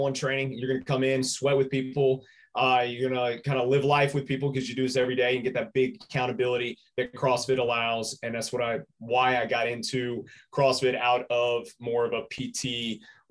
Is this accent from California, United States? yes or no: no; Birmingham, Alabama, United States; also born or lived in Gadsden, Alabama; I was born and raised in Birmingham here, where the gym is now